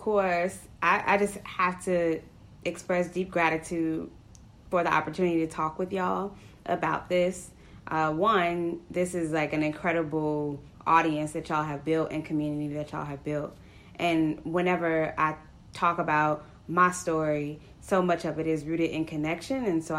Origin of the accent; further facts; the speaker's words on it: Chicago, Illinois, United States; I was born and raised on the south side of Chicago.